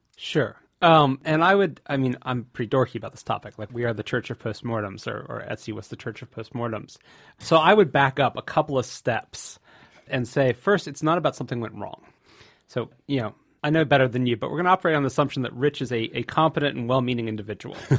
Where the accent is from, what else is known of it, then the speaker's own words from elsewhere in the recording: Santa Cruz, California, United States; I, am from the Bay Area, Santa Cruz, California